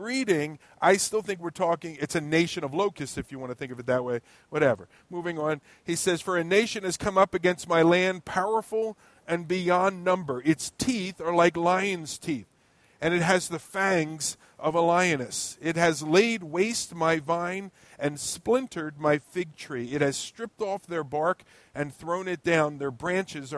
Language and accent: English; United States; also born or lived in Ewing, New Jersey; as an American, and maybe a naive American that I happen to be